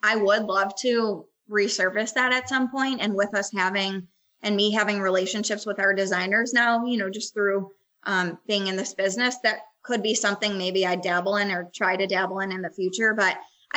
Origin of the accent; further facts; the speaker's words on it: Buffalo, New York, United States; moved away; I'm from Buffalo originally.